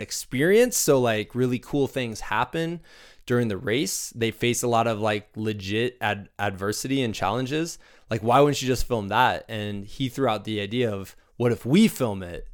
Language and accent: English; Muscatine, Iowa, United States; moved away; I grew up in Muscatine, Iowa